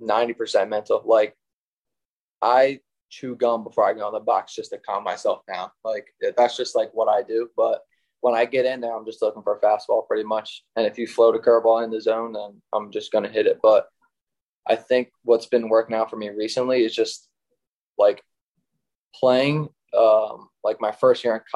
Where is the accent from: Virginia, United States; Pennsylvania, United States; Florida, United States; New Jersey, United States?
Pennsylvania, United States; Chichester; growing up in Chi